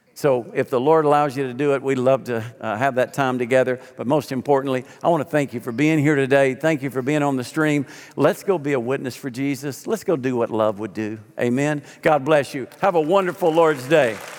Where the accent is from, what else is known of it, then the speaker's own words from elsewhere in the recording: Arkansas, United States; moved away as an adult; I'm a kid from Arkansas who paid my way through summers by hauling hay